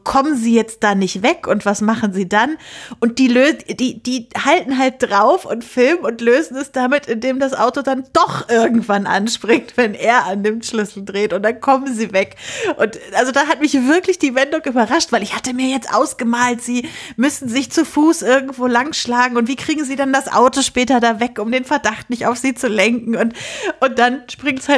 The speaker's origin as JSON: {"language": "German", "town": "Lüneburg", "region": "Lower Saxony", "country": "Germany", "said": "das spielt halt in Lüneburg, wo ich herkomme. Und verschiedene Bekannte meiner Eltern sind da als, als Statisten immer dabei."}